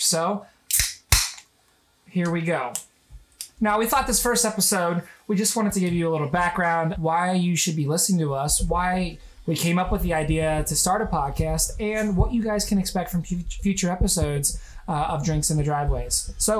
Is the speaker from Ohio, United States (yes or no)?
yes; Cincinnati, Ohio, United States; And I grew up in the Midwest my whole life. I've been a Cincinnatian since, you know, I was little. So I'm used to this environment. I grew up in the suburbs as well.